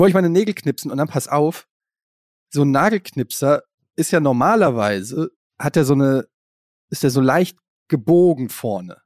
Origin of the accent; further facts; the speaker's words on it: Germany; ich komme ja aus der Ecke, also Kaiserslautern ist nicht weit von Frankfurt